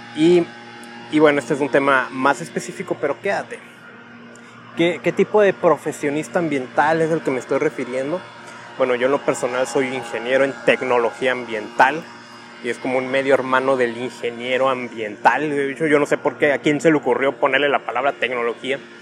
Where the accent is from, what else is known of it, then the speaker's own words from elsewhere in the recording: Tijuana, Baja California, Mexico; soy de Tijuana